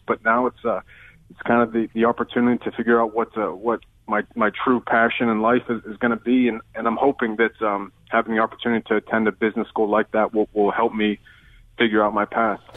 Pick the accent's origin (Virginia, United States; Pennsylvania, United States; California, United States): Pennsylvania, United States; Western; I'm from Western Pennsylvania originally